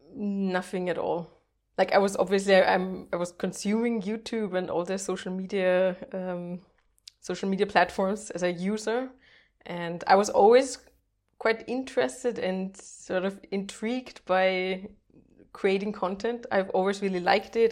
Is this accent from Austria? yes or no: yes; Austria; first language German; English is a second language; also born or lived in Netherlands / Portugal; I'm Austrian